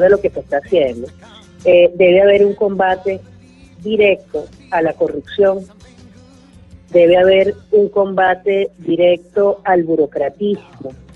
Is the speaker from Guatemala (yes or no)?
no; Venezuela